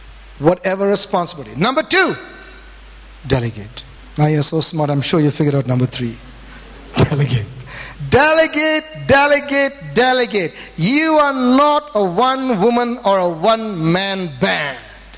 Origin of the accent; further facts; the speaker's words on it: Bangalore, Karnataka, India; Now, here's my background. I came from Bangalore, teaching in cottons, worship leader, Wednesday night Bible study